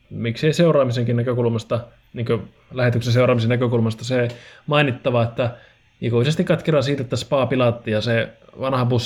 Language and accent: Finnish; Oulu, North Ostrobothnia, Finland; mäkin olen oululainen itse